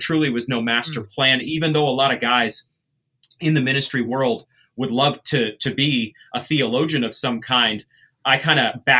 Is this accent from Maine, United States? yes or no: yes; rural Maine, United States; I'm from the East Coast. I'm from Maine. And so I loved all that gritty urban culture, even though I grew up in rural Maine.